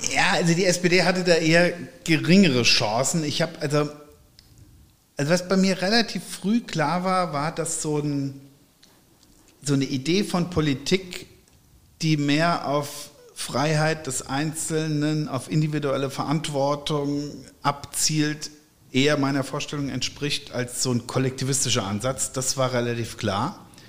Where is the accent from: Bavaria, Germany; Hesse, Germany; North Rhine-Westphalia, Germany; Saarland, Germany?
Hesse, Germany; Erbach; moved away as an adult; now in Wiesbaden, Germany; ich bin aufgewachsen in Erbach im Rheingau, in einem Weingut, das wissen, glaube ich, die meisten, und habe da auch die ersten 39 Jahre meines Lebens ähm, verbracht und gewohnt.